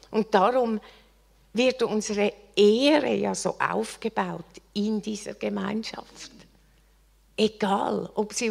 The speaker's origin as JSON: {"language": "German", "country": "Switzerland", "said": "Ich bin Schweizerin."}